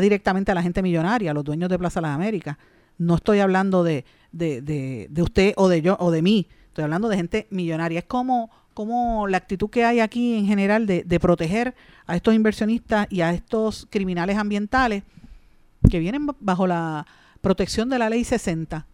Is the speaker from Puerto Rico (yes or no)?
yes; Puerto Rico; nuestro país, aquí en Puerto Rico